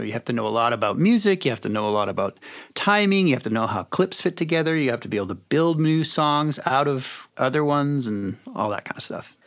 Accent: Canada; I'm from Canada

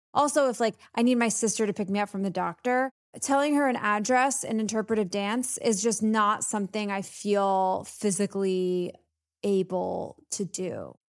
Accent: the South, United States; I'm from the South.

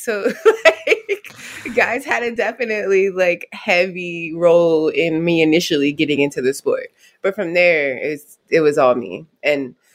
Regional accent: Youngstown, Ohio, United States; also born or lived in Maryland; I was born in Maryland. Lived in a couple of states over off the Atlantic, and then we moved to Ohio in the early 90s. Grew up in Youngstown

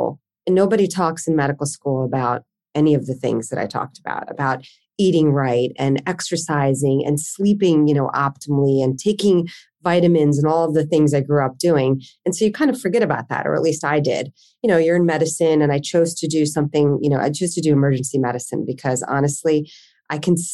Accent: New Jersey, United States; moved away as an adult; now in Philadelphia, United States; I grew up in South Jersey, not too far from where I live currently in Philadelphia

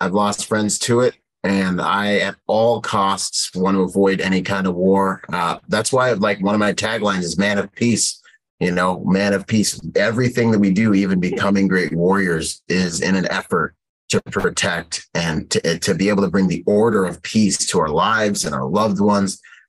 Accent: Bahamas; now in United States; I was born in the Bahamas, so I actually can swim. You know, I grew up in spearfish.

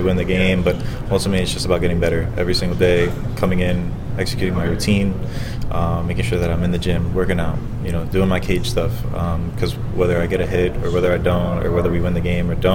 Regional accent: Florida, United States

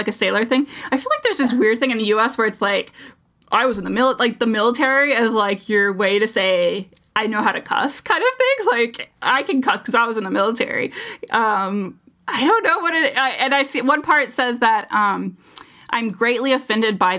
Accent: United States; as an American, through and through

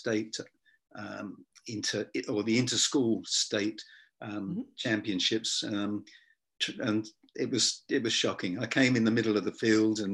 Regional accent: England, United Kingdom; moved away as an adult; also born or lived in Hong Kong / Sydney, Australia; now in Tasmania, Australia; I was a POM, or I am. Yeah, I was a POM

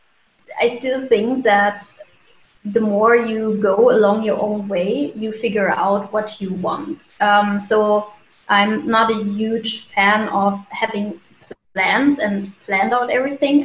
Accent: Germany; now in Munich, Germany; I'm from Germany, originally from a city closer to Berlin, but I moved to Munich, and since then I'm actually living here

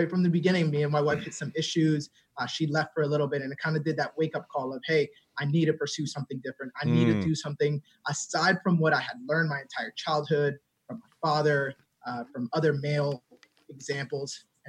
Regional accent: a small town in New Jersey, United States; born or raised there; also born or lived in Dominican Republic

